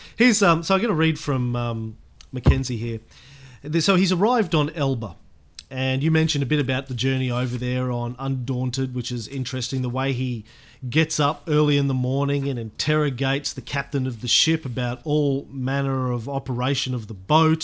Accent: Australia; as an Australian of the 21st century

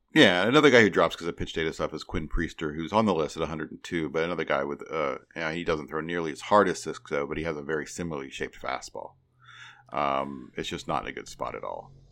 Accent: Midwest, United States; I grew up in the Midwest, I still live in the Midwest

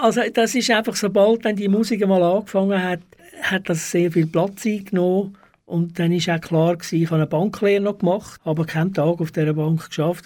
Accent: Zurich, Switzerland; moved away as an adult; also born or lived in Stäfa / Wettingen; now in Baden, Switzerland; Ich komme aus Zürich ursprünglich. Ich bin erst in Zürich aufgewachsen, und zwar am Kreuzplatz

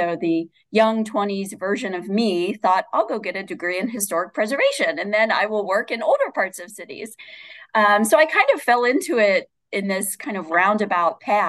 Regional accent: Cincinnati, Ohio, United States; moved away as an adult; also born or lived in Chicago / Maryland / Pennsylvania; now in Cleveland, United States; I've been here about 13 years. Prior to this, I was a little bit nomadic. So I grew up in Cincinnati

